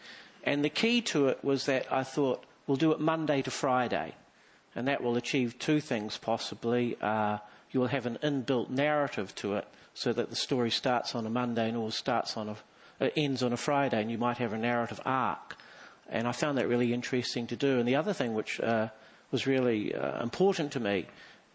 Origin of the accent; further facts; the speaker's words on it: Mount Maunganui, Bay of Plenty, New Zealand; I'm from Mount Maunganui, sort of a centre of civilisation and learning.